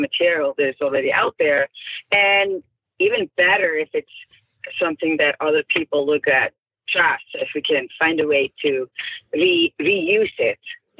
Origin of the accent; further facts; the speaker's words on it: Iceland; moved away as an adult; also born or lived in Denmark; now in Santa Monica, United States; growing up in Iceland